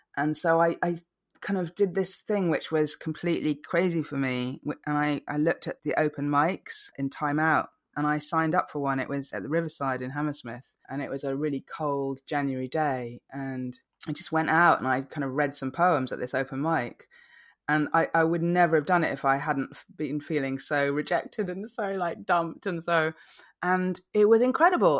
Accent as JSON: {"language": "English", "country": "Malaysia", "tie": "born or raised there", "also_born_or_lived": "England", "moved": "yes", "lives_now": "London, United Kingdom", "said": "I grew up in Malaysia"}